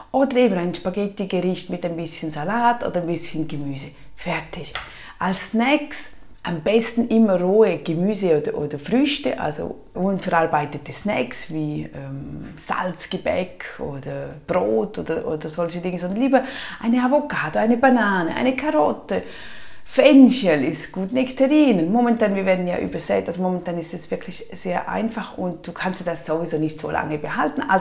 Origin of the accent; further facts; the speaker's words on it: Switzerland; Bei uns in der Schweiz ist natürlich Fleisch noch viel teurer. Ihr habt manchmal noch gute Aktionen.